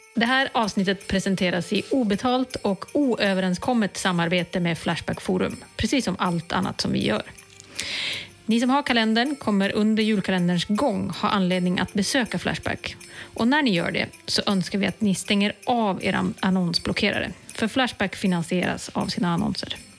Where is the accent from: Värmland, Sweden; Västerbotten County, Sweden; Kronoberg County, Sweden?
Västerbotten County, Sweden; Umeå; I Umeå, där jag kommer ifrån, fanns inget IKEA förrän 2016